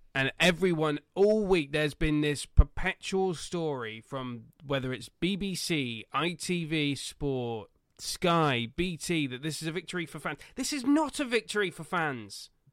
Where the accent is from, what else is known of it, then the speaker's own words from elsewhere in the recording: Swindon, South West England, United Kingdom; my hometown football club being absolutely crap. Swindon Town Football Club